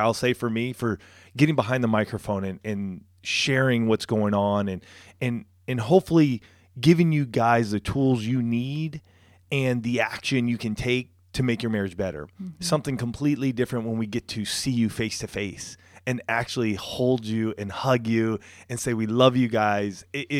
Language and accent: English; California, United States; I grew up right outside of Riverside.